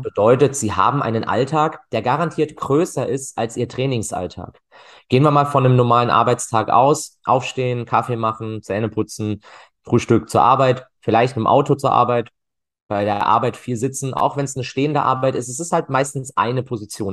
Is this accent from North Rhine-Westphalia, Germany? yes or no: no; Freiburg, Baden-Württemberg, Germany; also born or lived in Cologne; ich komme aus Freiburg tatsächlich, bin dort auch geboren